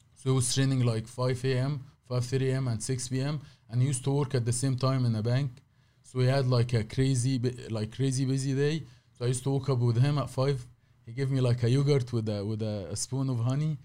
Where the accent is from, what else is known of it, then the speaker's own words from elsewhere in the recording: Cairo, Cairo Governorate, Egypt; English is a second language; moved away as an adult; also born or lived in Saudi Arabia; now in United States; I born in Saudi, but I, I, I lived all my life in Egypt